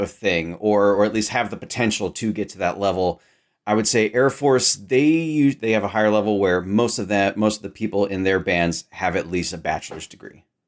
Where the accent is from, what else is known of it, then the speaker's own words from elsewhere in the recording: Sacramento, California, United States; I grew up in Sacramento, California